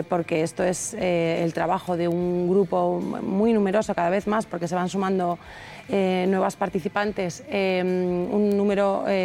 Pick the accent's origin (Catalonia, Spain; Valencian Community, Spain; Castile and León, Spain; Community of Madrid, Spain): Community of Madrid, Spain; Madrid; somos madrileños, sí.